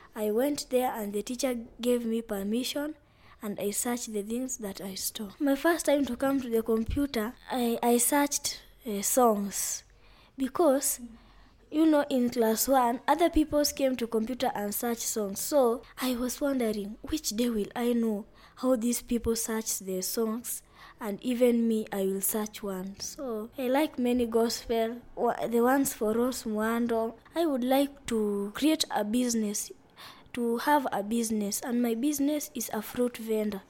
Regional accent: Vihiga County, Kenya; I come from Vihiga County in western region of Kenya

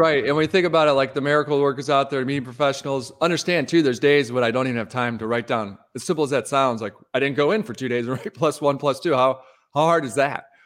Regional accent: Detroit, Michigan, United States; Midwesterner growing up in Detroit

